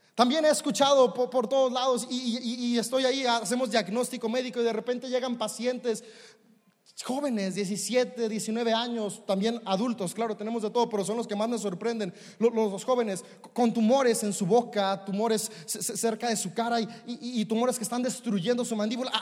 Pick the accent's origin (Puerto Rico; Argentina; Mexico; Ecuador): Mexico; como buen mexicano